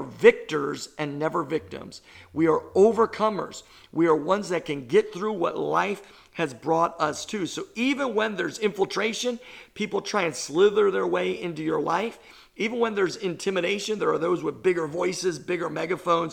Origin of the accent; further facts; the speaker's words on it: New York, United States; I'm a New Yorker